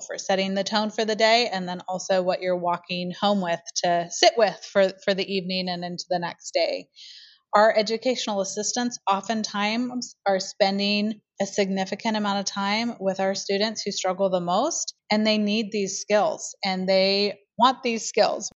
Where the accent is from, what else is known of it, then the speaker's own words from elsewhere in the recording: Portland, Oregon, United States; also born or lived in Eugene, Oregon; now in Ashland, United States; I am a native Oregonian. So I grew up in the Portland area